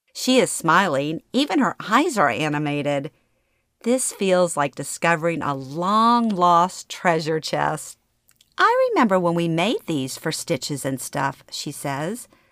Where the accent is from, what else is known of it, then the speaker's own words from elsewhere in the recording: Baton Rouge, Louisiana, United States; moved away as an adult; Growing up in Baton Rouge